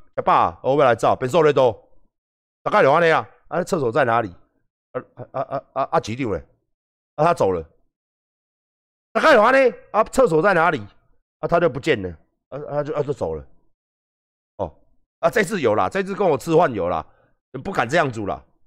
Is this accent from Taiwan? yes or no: yes; Taiwan; 我们年轻人，台湾的年轻一辈